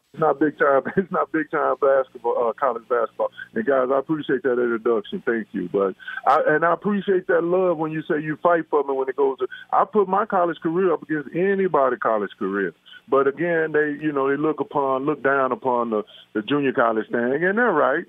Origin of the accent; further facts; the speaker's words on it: Dallas, Texas, United States; now in Las Vegas, United States; I grew up in Dallas, Texas, playing ball